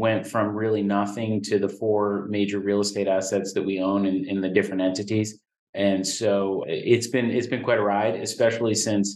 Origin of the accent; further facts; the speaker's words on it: northern New Jersey, United States; also born or lived in outside Philadelphia, Pennsylvania; I was born and raised outside of Philadelphia before my family had moved to northern New Jersey when I was in fourth grade